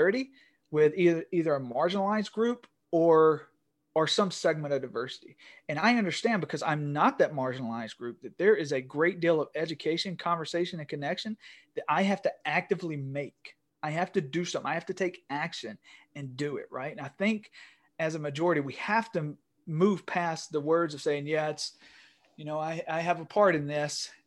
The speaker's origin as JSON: {"language": "English", "region": "Northeast Georgia", "country": "United States", "said": "I'm from Northeast Georgia. I sound like a white male from Northeast Georgia"}